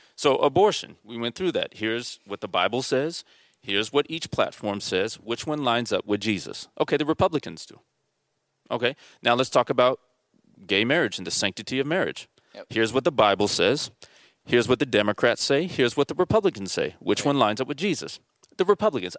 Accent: Mission Viejo, California, United States; we were raised in South Orange County in, in Mission Viejo

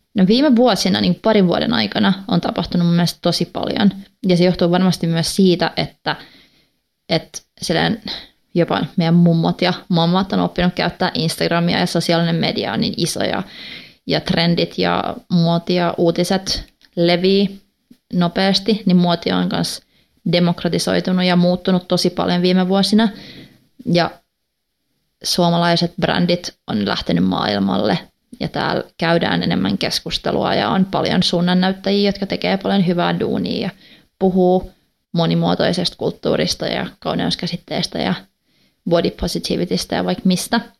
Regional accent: Finland; first language Swedish; Finnish is a second language; also born or lived in Gothenburg, Sweden; Mä oon tota, neljävuotiaana muuttanut Ruotsiin. Mun iskä sai töitä Göteborista, niin me muutettiin sinne ja asuttiin pari vuotta ja sitten kun me muutettiin takaisin, niin mun vanhemmat laittoi mut ruotsinkielisiin kouluihin

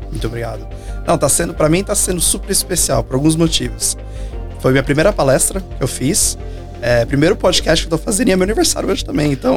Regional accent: Minas Gerais, Brazil; moved away; mas de volta em Belo Horizonte também, sou mineiro

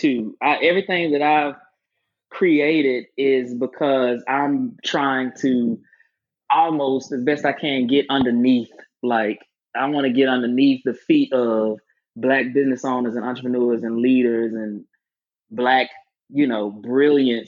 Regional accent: Albany, Georgia, United States; moved away as an adult; now in Atlanta, United States; I specifically went back to my hometown and bought property on the same side of town both of my grandparents' houses are

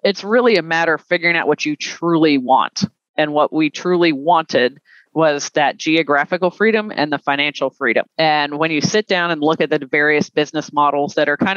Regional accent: the South, United States; Being a Southerner

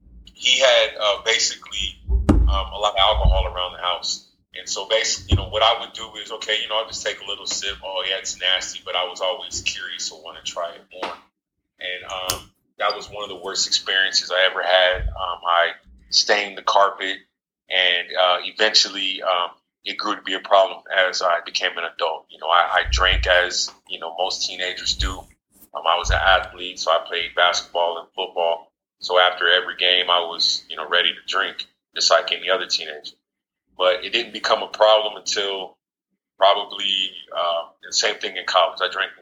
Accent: San Diego, California, United States; also born or lived in Jacksonville, Florida; I was born in Jacksonville, Florida. I currently reside in Jacksonville, Florida, but don't know too much about it. I was raised in San Diego, California. Was a Navy brat.

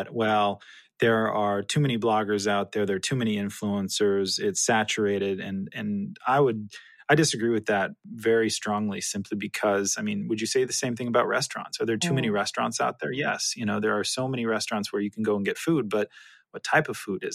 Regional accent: California, United States; moved away; I'm originally from California, so have spent plenty of time on the beach

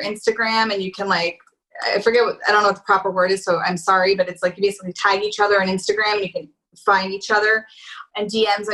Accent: Philadelphia, Pennsylvania, United States; I'm from Philly

